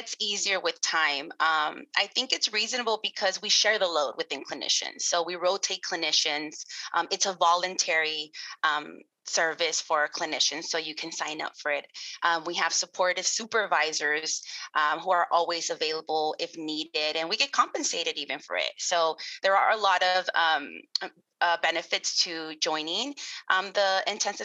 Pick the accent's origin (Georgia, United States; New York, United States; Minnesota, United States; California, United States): California, United States; Los Angeles; I was born and raised in Los Angeles, California